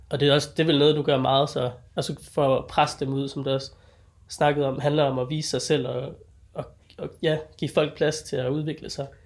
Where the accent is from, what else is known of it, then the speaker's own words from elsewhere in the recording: Denmark; jeg er jo sådan dansker